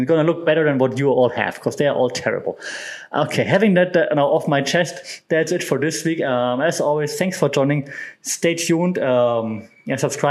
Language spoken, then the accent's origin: English; Germany; my home country of Germany